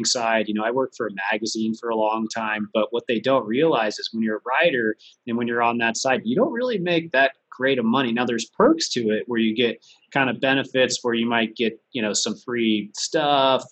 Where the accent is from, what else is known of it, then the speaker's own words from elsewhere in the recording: San Diego, California, United States; I'm from San Diego